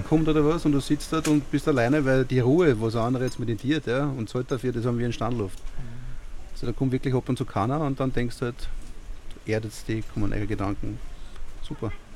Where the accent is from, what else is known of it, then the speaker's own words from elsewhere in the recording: Gänserndorf, Lower Austria, Austria; ich bin aus Gensendorf, ja, und wir haben 10 Kebab in der Ortschaft